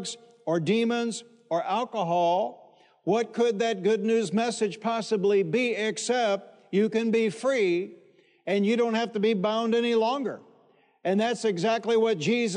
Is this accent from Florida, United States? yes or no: no; Detroit, Michigan, United States; When I was a boy growing up in Detroit, Michigan